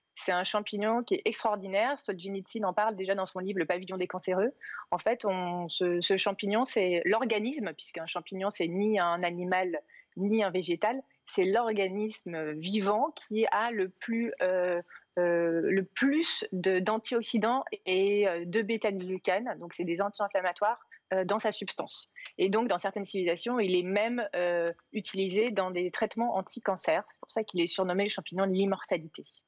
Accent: Cantal, Auvergne-Rhône-Alpes, France; je suis originaire d'Auvergne, plus particulièrement du Cantal

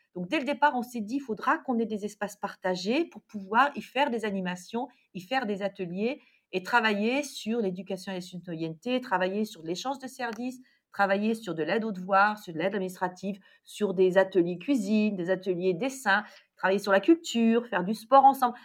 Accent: Lorraine, Grand Est, France; moi, je suis Lorraine

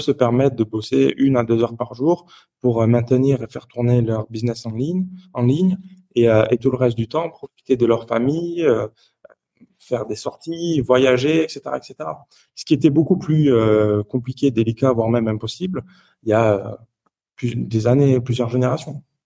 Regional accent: Toulouse, Occitania, France; moved away as an adult; now in Geneva, Switzerland; je suis originaire du sud de la France, donc je viens de Toulouse à la base. Et puis aujourd'hui, je vis à Genève, donc depuis six ans et demi aujourd'hui.

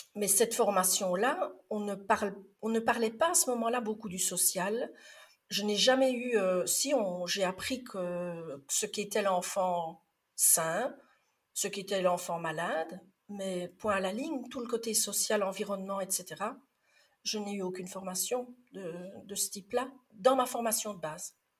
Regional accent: Liège region, Wallonia, Belgium; non, j'aurais plutôt tendance à dire oufti, parce que je suis de la région liégeoise

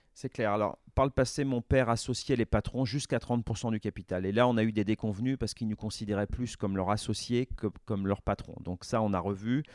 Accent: La Roche-sur-Yon, Pays de la Loire, France; also born or lived in Rennes; je suis originaire de Vendée, je suis né à La Roche-sur-Yon, comme mon père l'a été

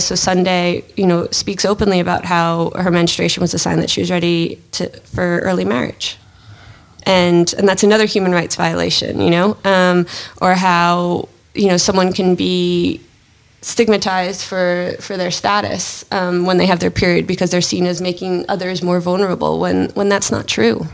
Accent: United States; being American

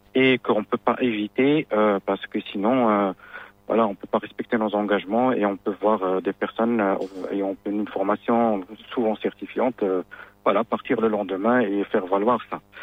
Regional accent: Morocco; chez nous au Maroc

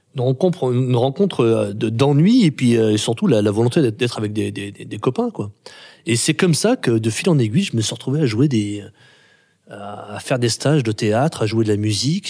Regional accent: Grenoble, Auvergne-Rhône-Alpes, France; je suis né en 71 à Grenoble

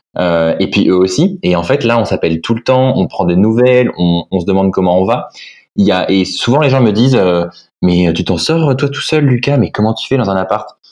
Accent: Nantes, Pays de la Loire, France; also born or lived in Lille; j'ai grandi en fait à Lille quand j'étais vraiment tout euh, tout gamin et après on a déménagé à Nantes avec mes parents

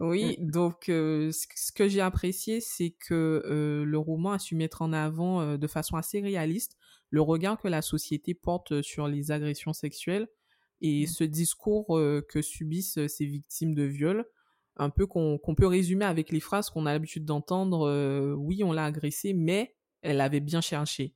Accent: Guadeloupe; en tant que Guadeloupéenne

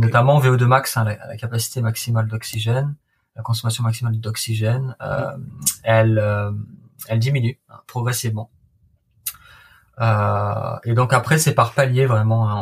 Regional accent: La Seyne-sur-Mer, Provence-Alpes-Côte d'Azur, France; moved away as an adult; also born or lived in Liverpool, United Kingdom; je viens de la Seine-sur-Mer, dans le Var, euh, à côté de Toulon

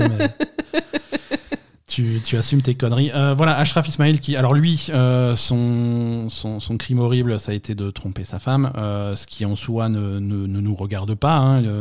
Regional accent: France; chez nous en France

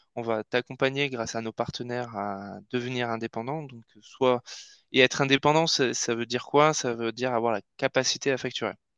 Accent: Basque Country, Nouvelle-Aquitaine, France; moved away; also born or lived in Paris; on vient tous les deux du Pays Basque et on était voisins avant à Paris

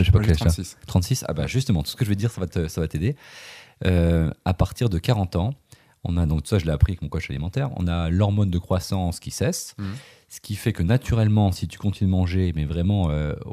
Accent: Brittany, France; now in Lyon, France; Je ah vis à Lyon, mais je suis breton.

